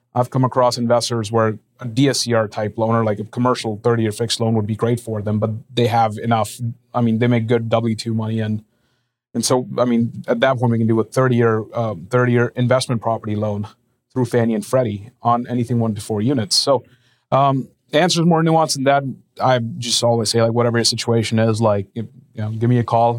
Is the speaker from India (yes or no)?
yes; India; moved away as an adult; also born or lived in Lincoln, Nebraska; I'm originally from India. I was born and raised out there.